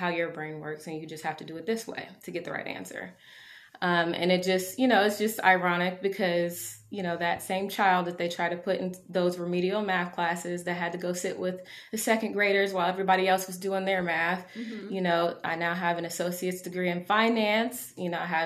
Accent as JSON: {"language": "English", "town": "Marion", "region": "Ohio", "country": "United States", "tie": "born or raised there", "lives_now": "Columbus, United States", "said": "I am from Marion, Ohio. I was born there and raised there for a lot of my childhood"}